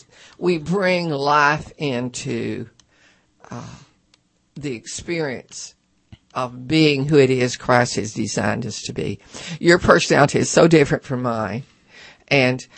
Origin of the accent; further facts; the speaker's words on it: near Cut and Shoot, Texas, United States; I was born near Cut and Shoot, Texas.